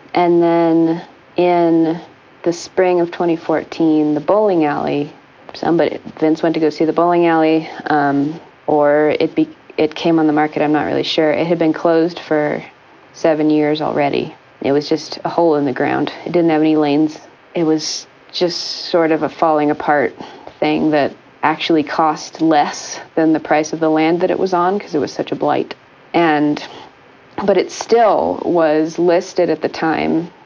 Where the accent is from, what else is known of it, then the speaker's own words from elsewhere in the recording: Kansas, United States; moved away as an adult; also born or lived in Rhode Island; I grew up in the Midwest. I grew up in Kansas